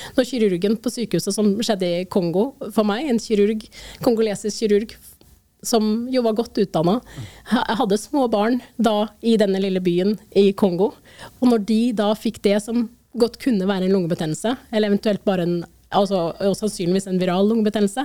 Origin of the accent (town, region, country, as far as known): Norway